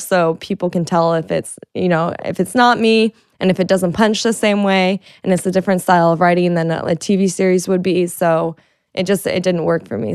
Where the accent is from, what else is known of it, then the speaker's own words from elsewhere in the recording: Florida, United States; I'm from Florida